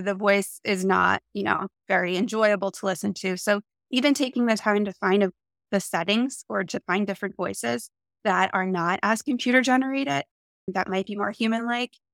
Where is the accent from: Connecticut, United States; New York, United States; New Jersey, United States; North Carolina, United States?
New Jersey, United States; now in San Diego, United States; I'm from New Jersey and I live in San Diego, California now